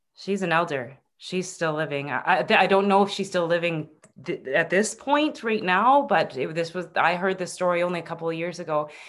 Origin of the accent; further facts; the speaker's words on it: Northern Ontario, Canada; also born or lived in Vancouver; I was in, from Northern Ontario. I was from the Great Lakes.